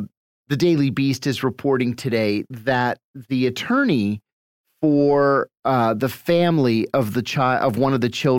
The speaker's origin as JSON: {"language": "English", "country": "United States", "said": "even as an American"}